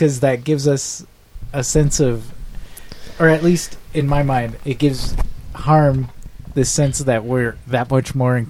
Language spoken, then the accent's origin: English; Michigan, United States; now in Oregon, United States; Michigan's no longer my home state. Sorry, guys. I've lived in Oregon way too long.